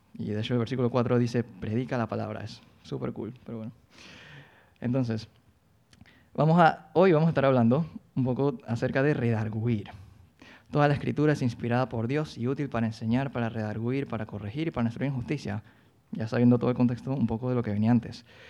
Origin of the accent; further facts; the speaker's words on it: Colón, Panama; moved away as an adult; now in Panama City, Panama; yo soy de Colón, entonces yo me mudé a Panamá a los 18 años